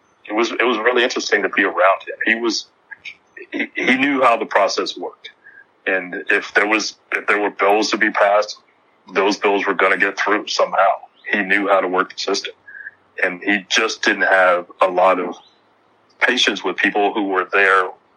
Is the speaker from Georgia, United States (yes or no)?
no; Texas, United States; a lot of people had stereotypes of Texas, and they would say, well, why are you so proud of being a Texan?